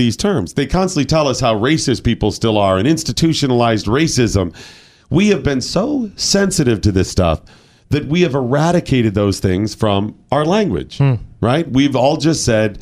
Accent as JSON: {"language": "English", "town": "Cleveland", "region": "Ohio", "country": "United States", "said": "I'm from Cleveland"}